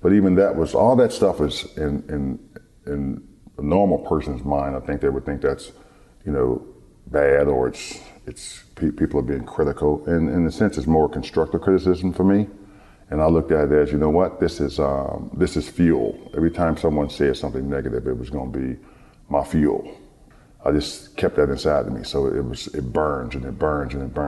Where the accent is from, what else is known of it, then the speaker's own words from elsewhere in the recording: Detroit, Michigan, United States; growing up in Detroit. In Detroit, my ninth grade year in high school